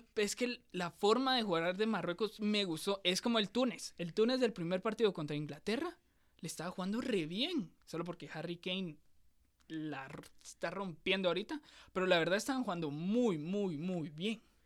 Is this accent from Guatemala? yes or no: yes; Guatemala; nosotros somos de Guatemala, lo estamos grabando en Guatemala.